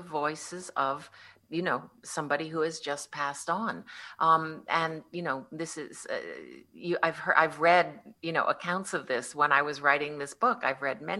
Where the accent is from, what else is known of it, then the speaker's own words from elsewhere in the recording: Connecticut, United States; I grew up in Connecticut